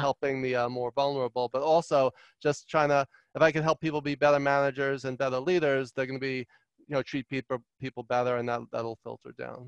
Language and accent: English; New York City, New York, United States; also born or lived in Long Island, New York / Albany, New York / Los Angeles, California; I grew up in Queens, New York, and um, and then Long Island